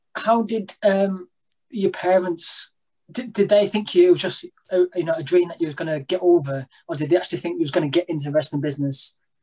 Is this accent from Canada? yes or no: no; Blackpool, North West England, United Kingdom; We're both from Blackpool